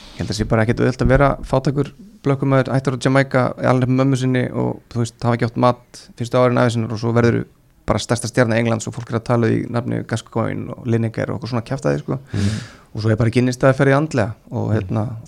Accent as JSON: {"language": "Icelandic", "country": "Iceland", "said": "ég er frá Íslandi"}